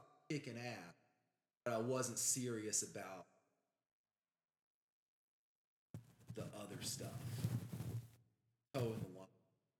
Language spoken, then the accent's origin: English; Guadeloupe; I didn't get such bad treatment because I was dudes from Guadeloupe.